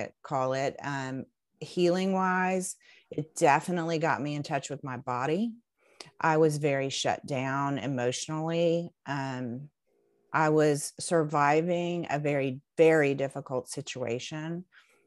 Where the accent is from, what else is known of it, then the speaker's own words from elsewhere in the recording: Knoxville, Tennessee, United States; moved away as an adult; now in Chattanooga, United States; I grew up in Knoxville